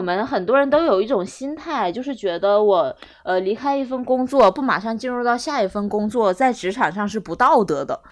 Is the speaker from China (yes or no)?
yes; Northeast China, China; moved away; 我可以动员我家乡的爸爸妈妈，就是叔叔伯伯、各种亲朋好友